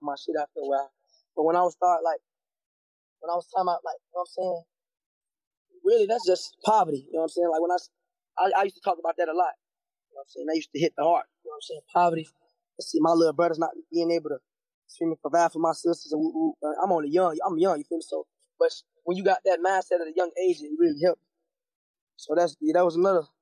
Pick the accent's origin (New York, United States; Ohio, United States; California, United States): Ohio, United States; Cincinnati; I'm from Cincinnati, Ohio